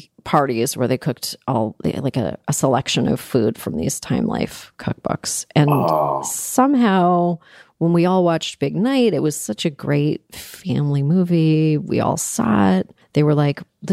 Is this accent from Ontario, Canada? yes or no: yes; Toronto, Ontario, Canada; moved away; I'm originally from Toronto